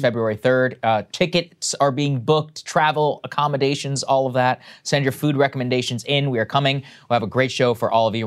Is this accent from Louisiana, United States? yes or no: no; College Station, Texas, United States; my hometown, College Station, the Georgia H W Bush presidential library is there.